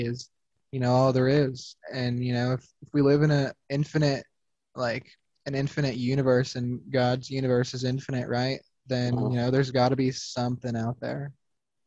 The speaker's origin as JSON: {"language": "English", "town": "Phoenix", "region": "Arizona", "country": "United States", "tie": "born or raised there", "said": "when I was little, I grew up in Phoenix"}